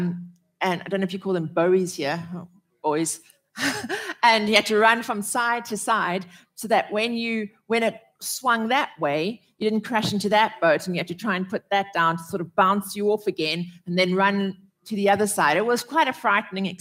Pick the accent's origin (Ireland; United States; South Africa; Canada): South Africa; growing up in South Africa